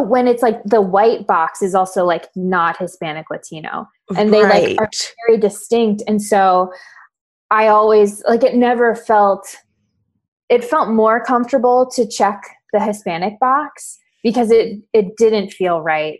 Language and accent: English; Paraguay; born there; Like I was born in Paraguay.